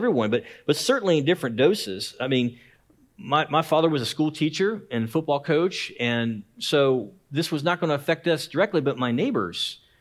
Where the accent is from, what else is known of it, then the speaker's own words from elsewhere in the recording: Lancaster, Ohio, United States; my hometown, Lancaster, Ohio